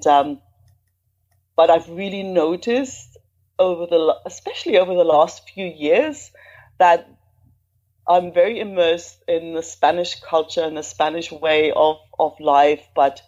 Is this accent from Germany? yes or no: yes; East Germany, Germany; moved away as an adult; also born or lived in south of Spain; now in Spain; I'm originally from Germany. Well, actually, East Germany to be precise. And it has like that, having grown up behind the wall